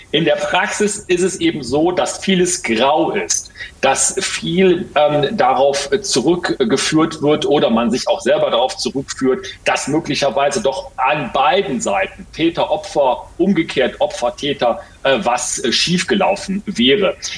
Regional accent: Ruhr area, North Rhine-Westphalia, Germany; hier bei uns im Ruhrgebiet

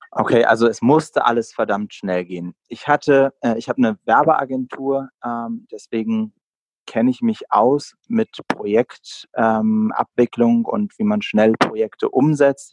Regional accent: Berlin, Germany; bin auch tatsächlich in Berlin geboren. Also meine Stadt liegt mir sehr am Herzen.

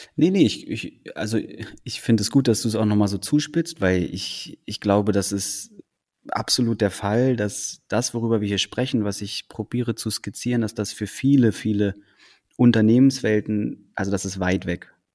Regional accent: Berlin, Germany; also born or lived in Copenhagen, Denmark; nicht als Däne geboren, aber als in Deutschland, in Berlin groß geworden zu sein

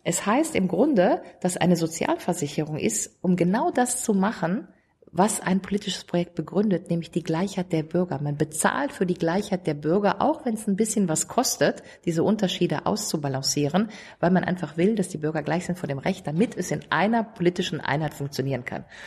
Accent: Rhineland, Germany; da, wo ich herkomme, nämlich Rheinland

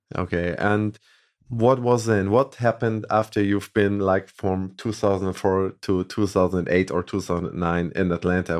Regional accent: Hamburg, Germany; Hamburg, where we come from

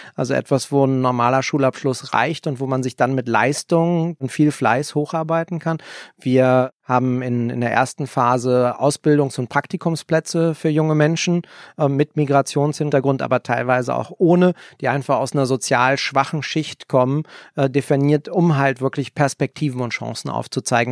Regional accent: Berlin, Germany; Ich bin in Kreuzberg am Schlesischen Tor groß geworden

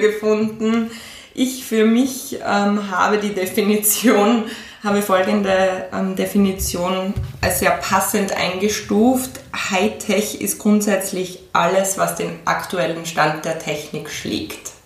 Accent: Graz, Styria, Austria; also born or lived in Switzerland; bin gebürtige Grazerin

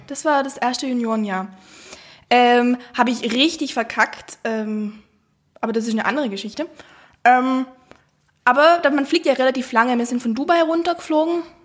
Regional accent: South Tyrol, Trentino-Alto Adige, Italy; accent: South Tyrolean; ich komme aus Südtirol.

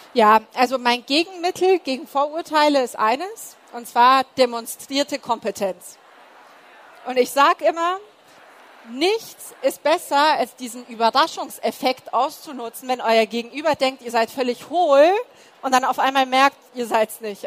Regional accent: Munich, Bavaria, Germany; Du antwortest aus München und dann kommt, aber eigentlich, eigentlich. Und du sagst ja aus dem Münchner Westen, Westen

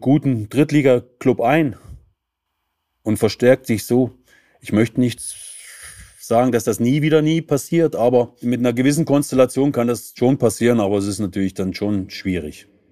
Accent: Leipzig, Saxony, Germany; moved away as an adult; also born or lived in Torgau / Kaiserslautern / Dresden; geboren in Torgau in Sachsen, groß geworden in Leipzig

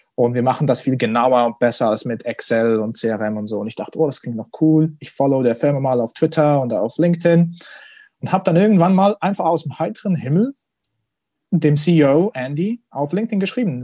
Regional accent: Switzerland; als stolzer Schweizer

